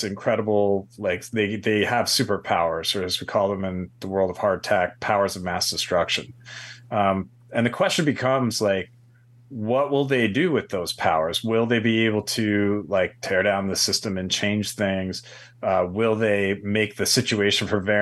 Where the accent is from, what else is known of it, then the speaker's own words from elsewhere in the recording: New York, United States; moved away as an adult; now in Los Angeles, United States; Grew up in New York, and went to school in New York City, then transplanted to the West Coast